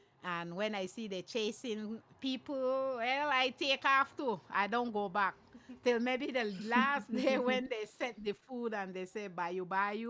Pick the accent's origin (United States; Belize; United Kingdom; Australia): Belize; Hopkins, Stann Creek District; now in Belize City, Belize; I'm … from Hopkins Village, but I'm here in Belize City